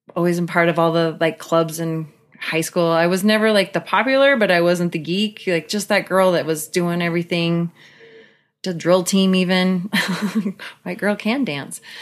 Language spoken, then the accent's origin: English; Pacific Northwest, Washington, United States; I grew up in the Pacific Northwest. My parents moved to Washington State when I was a year old